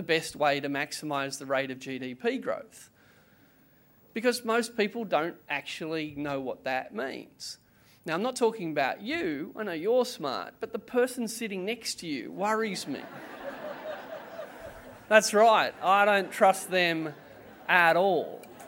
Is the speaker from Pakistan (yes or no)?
no; Canberra, Australian Capital Territory, Australia; I'm also from Canberra